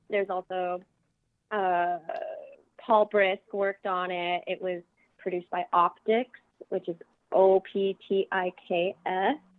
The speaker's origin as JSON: {"language": "English", "town": "Las Vegas", "region": "Nevada", "country": "United States", "tie": "born or raised there", "said": "my hometown of Las Vegas"}